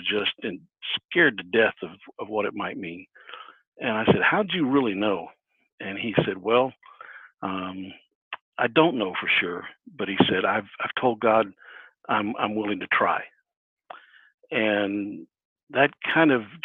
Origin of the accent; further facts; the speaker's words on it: Brookville, Ohio, United States; I grew up here in Ohio, grew up in a little town called Brookville, which is over west of Dayton